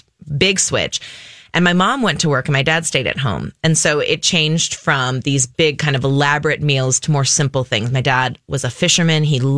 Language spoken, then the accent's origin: English; New Prague, Minnesota, United States; moved away as an adult; also born or lived in New York; So I'm born and raised in Minnesota. I grew up in this great little town called New Prague